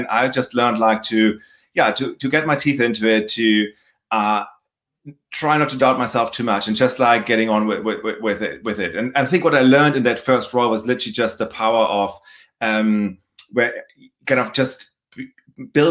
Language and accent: English; Germany; moved away; as anybody can probably tell by my accent, also by my last name, I'm from Germany originally. So I started my career there